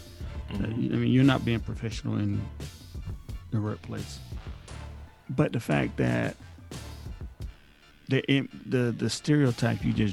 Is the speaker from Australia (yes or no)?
no; South Georgia, United States; I grew up in South Georgia